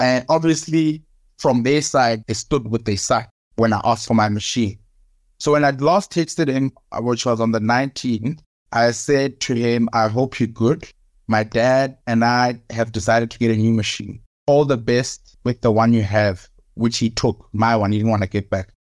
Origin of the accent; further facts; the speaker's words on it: South Africa; also born or lived in Cape Town; now in Johannesburg, South Africa; I am South African